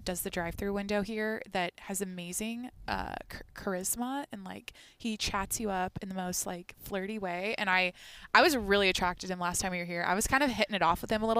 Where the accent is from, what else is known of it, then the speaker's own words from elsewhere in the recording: Skagit Valley, Washington, United States; we grew up in the Skagit Valley here